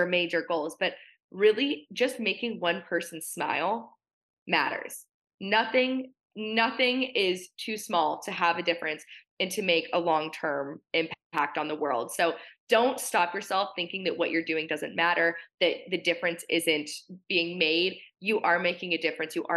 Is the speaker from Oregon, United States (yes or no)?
yes; Portland, Oregon, United States; I grew up in Portland, Oregon. It's not exactly pageant country out here